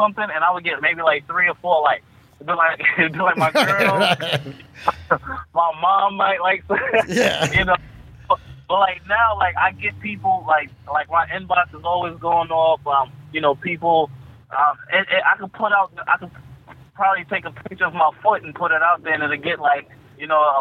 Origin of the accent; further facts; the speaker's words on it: Freeport, New York, United States; I grew up in Freeport on Grafton and Broadway